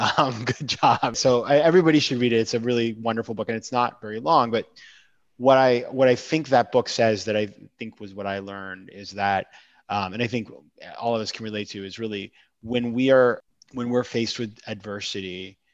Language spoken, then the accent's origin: English; New York, United States; Like being a New Yorker right now is fantastic.